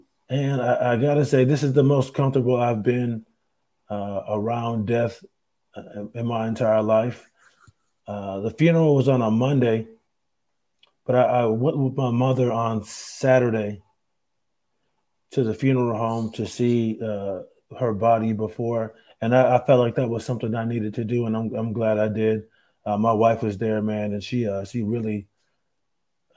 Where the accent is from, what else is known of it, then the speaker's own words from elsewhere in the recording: Rochester, New York, United States; moved away; up there in my hometown at the Carlson